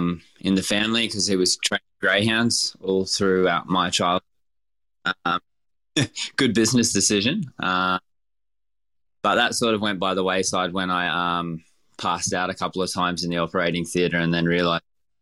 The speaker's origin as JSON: {"language": "English", "region": "Queensland", "country": "Australia", "tie": "born or raised there", "said": "Growing up in Queensland and stuff, it was like we were pretty, a really working class family. It wasn't very much. It was, meat and three veg, that sort of thing."}